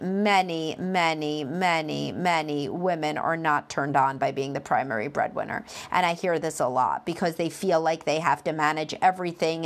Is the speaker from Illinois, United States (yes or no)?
no; Brooklyn, New York, United States; accent: Brooklyn; my Brooklyn accent.